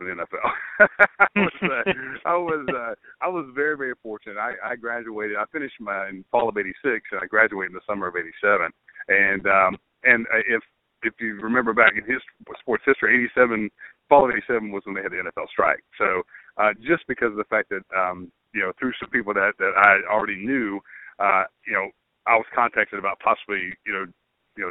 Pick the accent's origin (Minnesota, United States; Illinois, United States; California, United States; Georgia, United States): Georgia, United States; Brunswick; also born or lived in Valdosta, Georgia; I grew up on the Georgia-Florida line in Brunswick, Georgia